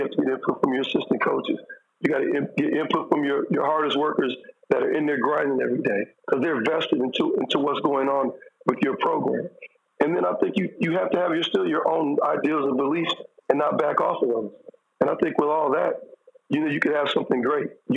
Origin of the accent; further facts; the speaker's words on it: Michigan, United States; my hometown school, Michigan State